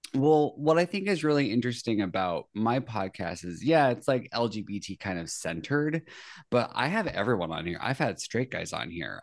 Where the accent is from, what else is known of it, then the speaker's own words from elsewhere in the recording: Central Valley, California, United States; I grew up kind of, like, Central Valley, California.